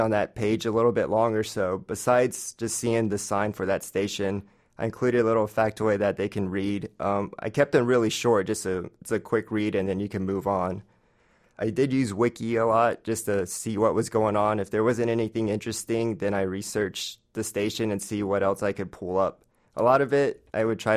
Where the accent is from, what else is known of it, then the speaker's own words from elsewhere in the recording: Florida, United States; moved away as an adult; also born or lived in New York City; now in New York, United States; Originally, I grew up in Florida and then moved to New York for work.